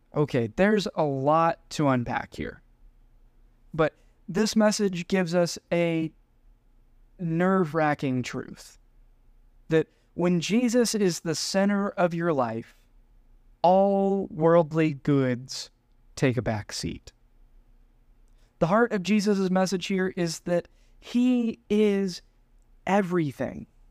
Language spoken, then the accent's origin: English; United States; being the American gringo